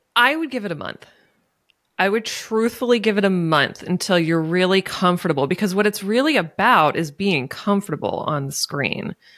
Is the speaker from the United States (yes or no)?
yes; Maryland, United States; moved away as an adult; also born or lived in Pennsylvania; I was leaving Maryland. I was moving to Pennsylvania.